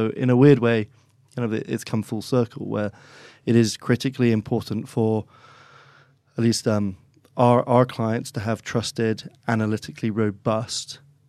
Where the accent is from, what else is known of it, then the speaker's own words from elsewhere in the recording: Oxford, South East England, United Kingdom; accent: English; So I speak with an English accent. I'm one of five kids, all born and raised in Oxford.